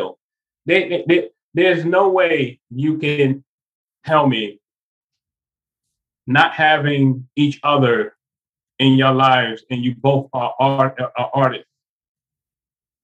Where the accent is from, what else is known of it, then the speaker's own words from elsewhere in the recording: New York City, New York, United States; where I grew up in Bedford-Stuyvesant, Brooklyn